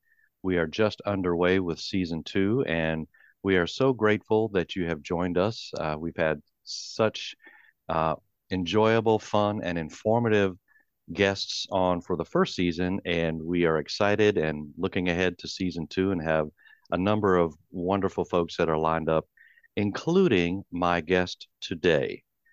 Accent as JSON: {"language": "English", "region": "Wisconsin", "country": "United States", "tie": "born or raised there", "said": "the frozen north up in my home state, Wisconsin."}